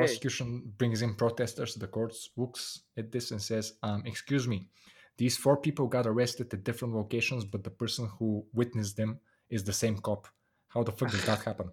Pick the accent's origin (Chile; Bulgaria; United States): Bulgaria; moved away as an adult; I'm from Bulgaria